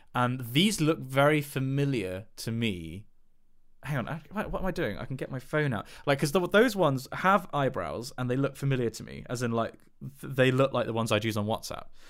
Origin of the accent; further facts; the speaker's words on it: England, United Kingdom; I'm English